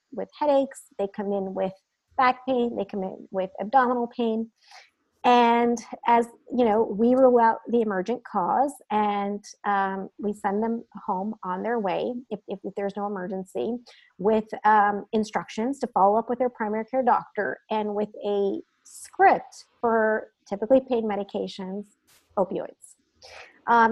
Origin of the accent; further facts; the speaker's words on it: New Jersey, United States; moved away as an adult; also born or lived in Midwest / California; So I grew up in Jersey, so I'm a Jersey girl at heart